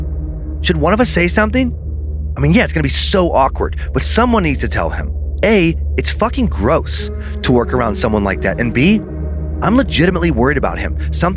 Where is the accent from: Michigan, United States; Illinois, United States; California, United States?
Michigan, United States; I'm from Northern Michigan, and I was full of energy and joy when I got there.